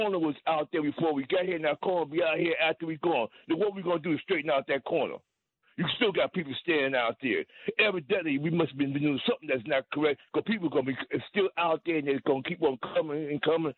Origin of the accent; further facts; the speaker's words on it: New York City, New York, United States; born and raised in the Bronx